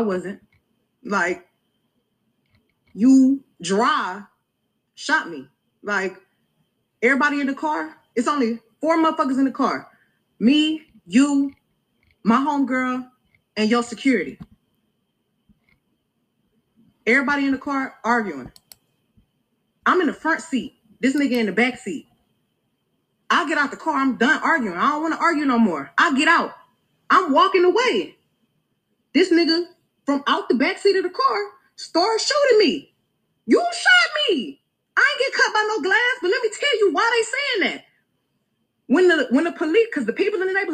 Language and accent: English; Houston, Texas, United States